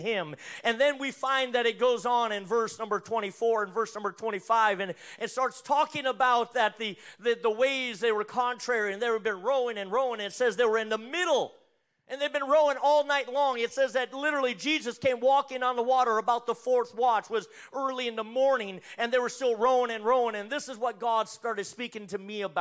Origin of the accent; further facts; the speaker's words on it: North Dakota, United States; moved away; I'm originally from North Dakota